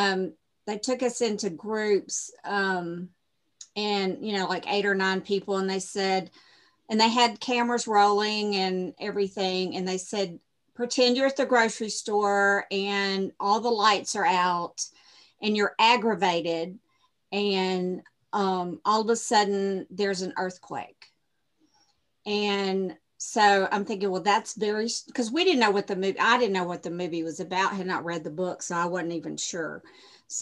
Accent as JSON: {"language": "English", "town": "Shreveport", "region": "Louisiana", "country": "United States", "said": "I'm from Shreveport, Louisiana, where The Mist was filmed"}